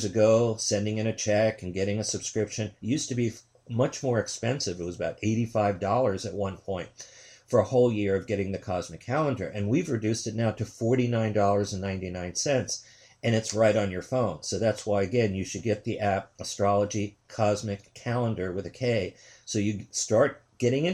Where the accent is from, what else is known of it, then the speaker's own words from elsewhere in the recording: New York City, New York, United States; also born or lived in Queens; I'm from New York City